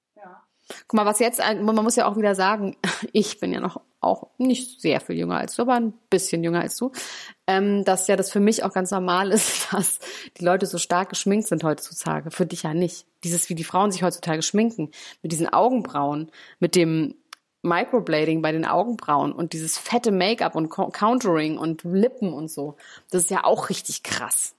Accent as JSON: {"language": "German", "country": "Germany", "said": "bei uns in Deutschland"}